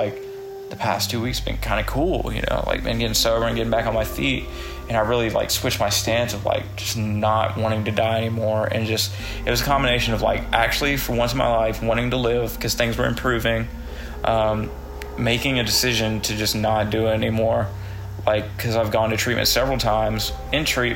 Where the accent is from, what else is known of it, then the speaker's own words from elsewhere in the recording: the South, United States; I'm from the South